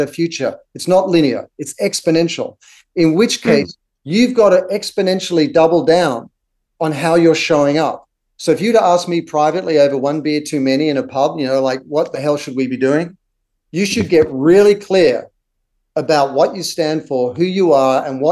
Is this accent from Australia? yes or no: yes; Australia; moved away; growing up in Australia with Aboriginal cultures